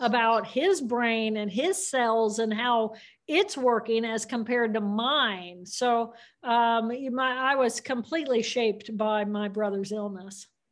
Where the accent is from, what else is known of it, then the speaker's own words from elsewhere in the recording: Indiana, United States; I grew up in Indiana, which is a great place to grow up